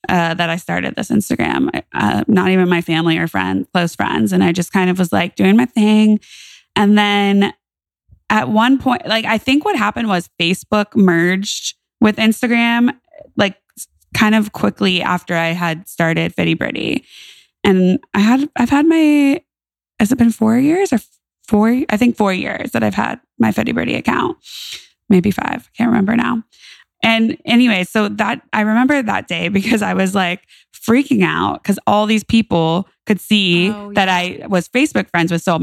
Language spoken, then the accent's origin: English; California, United States; born there; I moved back to California. And I say back to California because I was born in California.